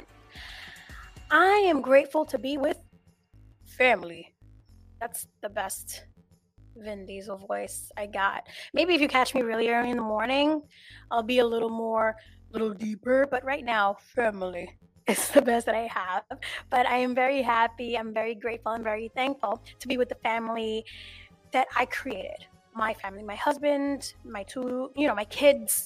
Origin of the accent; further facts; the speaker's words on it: New York City, New York, United States; I was born in New York